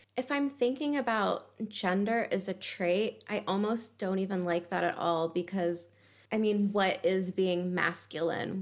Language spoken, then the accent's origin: English; United States; now in Germany; from living in Germany, being an American